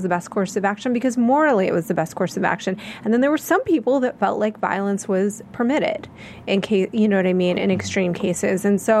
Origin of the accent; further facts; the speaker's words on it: United States; I said, yeah, I'm American.